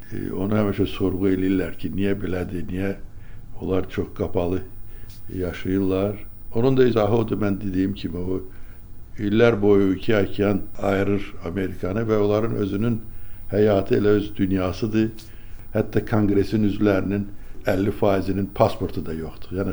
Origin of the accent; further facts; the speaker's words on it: Azerbaijan; moved away as an adult; also born or lived in United States; Azərbaycan deyəndə ki, mən Azərbaycandanam, mən Sovetdənəm